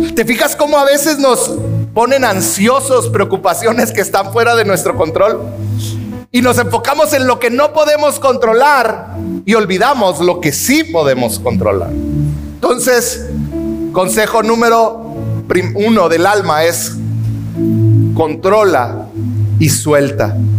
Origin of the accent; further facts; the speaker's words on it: Mexico; como mexicanos